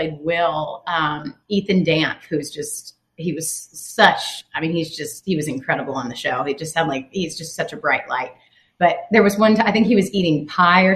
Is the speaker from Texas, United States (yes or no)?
no; Tennessee, United States; moved away; I grew up in Tennessee